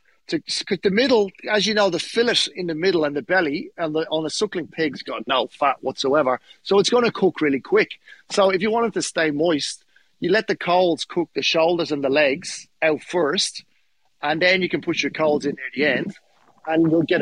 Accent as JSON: {"language": "English", "town": "Dublin", "region": "Leinster", "country": "Ireland", "said": "The police turned up with the army because, mate, and I'm from Dublin. The army have guns up there."}